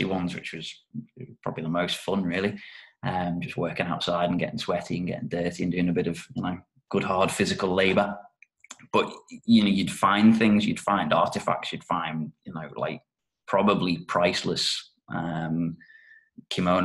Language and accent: English; North West England, United Kingdom; moved away as an adult; also born or lived in Japan; brought me back up to the northwest of the UK, where I'm actually from